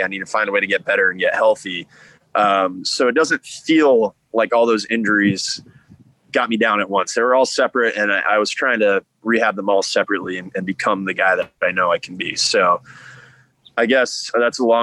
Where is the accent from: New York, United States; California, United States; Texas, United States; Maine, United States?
Texas, United States; The Woodlands; also born or lived in Florida; moved to Texas when I was three